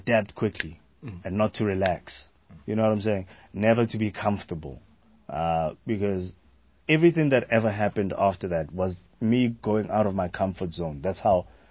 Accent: Pretoria, Gauteng, South Africa; I grew up in Pretoria. I started Atteridgeville in Pretoria

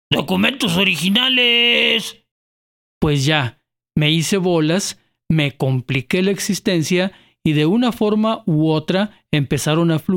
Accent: Mexico; Como buen mexicano, acudí el último día.

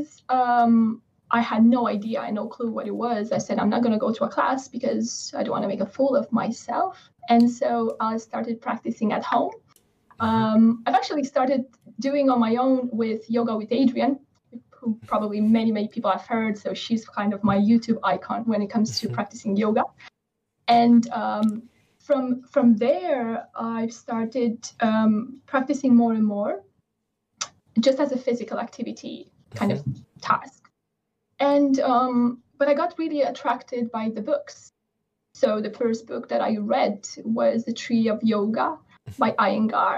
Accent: Romania; now in England, United Kingdom; I stream from England and yeah. I live in England. I'm okay. Originally from Romania.

